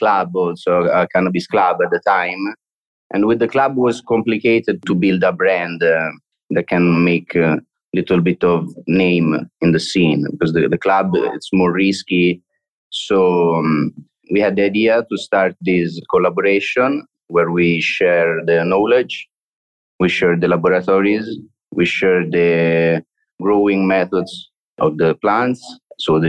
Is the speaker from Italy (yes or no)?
yes; Italy; moved away as an adult; now in Barcelona, Spain; we are all from Italy.